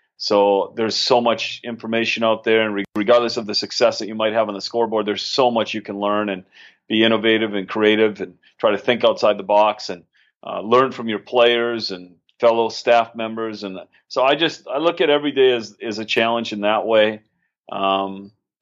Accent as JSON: {"language": "English", "town": "St. Cloud", "region": "Minnesota", "country": "United States", "tie": "born or raised there", "moved": "as an adult", "said": "I grew up in Minnesota. I'm originally from St. Cloud, Minnesota"}